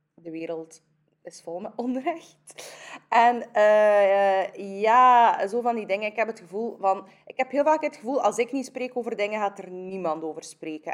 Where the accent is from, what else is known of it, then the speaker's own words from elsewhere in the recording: Kyrgyzstan; now in Belgium; Ik kom van Kyrgyzstan